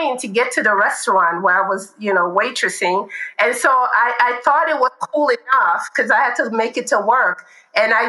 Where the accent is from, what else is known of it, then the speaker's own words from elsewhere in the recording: Chicago, Illinois, United States; now in California, United States; I grew up in Chicago